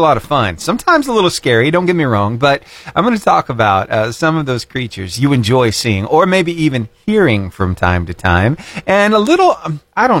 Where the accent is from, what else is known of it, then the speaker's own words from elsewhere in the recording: Battleground, Alabama, United States; I grew up over in Battleground, Alabama